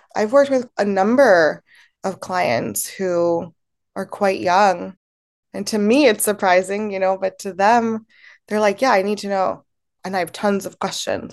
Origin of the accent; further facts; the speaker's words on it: Baltimore, Maryland, United States; also born or lived in Temuco, Chile; I grew up in Baltimore, Maryland, in a very white community